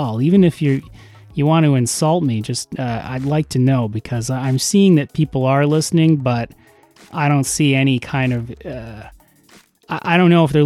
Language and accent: English; Canada; I'm Canadian